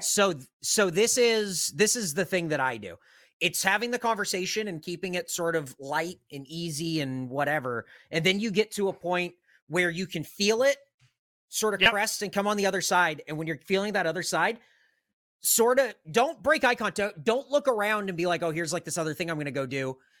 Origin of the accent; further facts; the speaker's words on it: San Diego, California, United States; I'm from San Diego